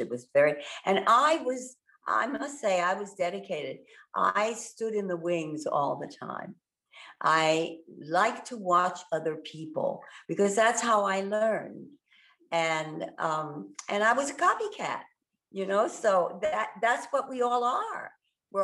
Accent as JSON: {"language": "English", "town": "Washington", "region": "District of Columbia", "country": "United States", "said": "So that's the long story of how I came from Washington, D.C., all the way to New York"}